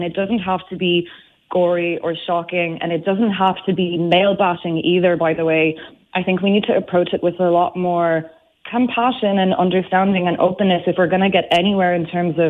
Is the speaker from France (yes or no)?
yes; France; But it's interesting you say in this country, because, and you would never tell from my accent, I'm actually French. And in my country, it's just as bad.